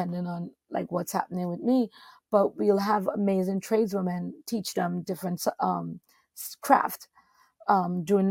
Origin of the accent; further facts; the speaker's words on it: Trinidad & Tobago; now in New York City, United States; where I'm from Trinidad and Tobago